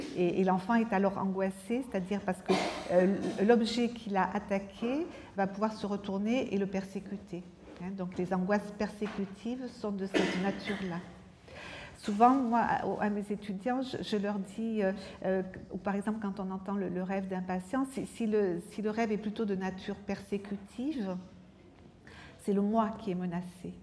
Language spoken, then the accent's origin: French; France; je suis française